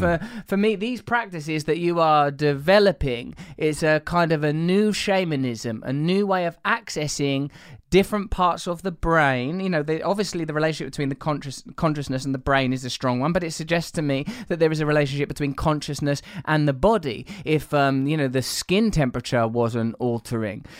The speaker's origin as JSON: {"language": "English", "region": "England", "country": "United Kingdom", "said": "I'm English"}